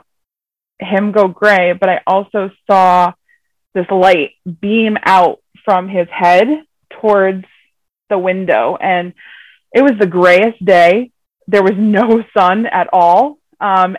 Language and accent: English; Connecticut, United States; I'm from Connecticut, here in the USA